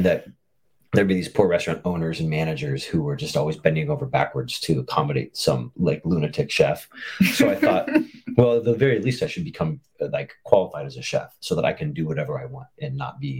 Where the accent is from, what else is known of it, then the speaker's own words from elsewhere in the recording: Fairbanks, Alaska, United States; now in Bainbridge Island, United States; my hometown of Fairbanks, Alaska